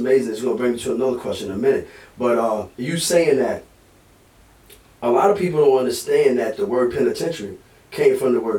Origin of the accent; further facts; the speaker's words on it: United States; also born or lived in East Coast; I come from Halifax County.